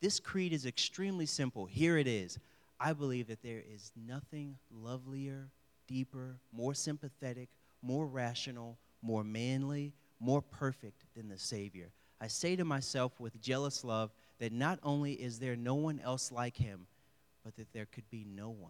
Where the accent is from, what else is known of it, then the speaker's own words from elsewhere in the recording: the South, United States; I have dealt with racial injustice, especially growing up in the South.